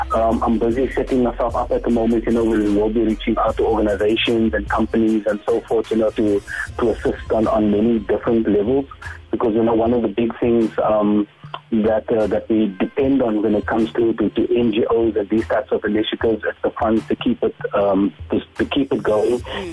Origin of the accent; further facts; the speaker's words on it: Cape Town, Western Cape, South Africa; also born or lived in Mitchell's Plain; I grew up in in District Six. Um, of course, you know our, our families among those that were relocated to to Mitchell's Plain